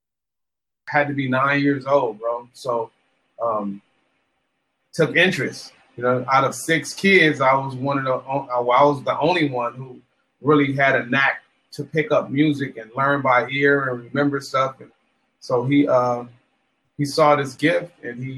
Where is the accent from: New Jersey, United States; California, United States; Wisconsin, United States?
California, United States; Los Angeles; I grew up in Watts, California, in Los Angeles.